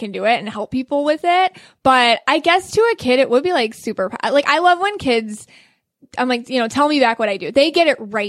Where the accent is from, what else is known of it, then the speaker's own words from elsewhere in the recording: Buffalo, New York, United States; moved away as an adult; now in Florida, United States; I'm from Buffalo, New York, which explains my accent.